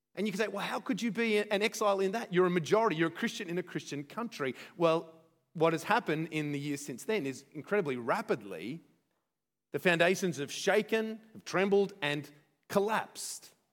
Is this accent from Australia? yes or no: yes; Australia; as Australian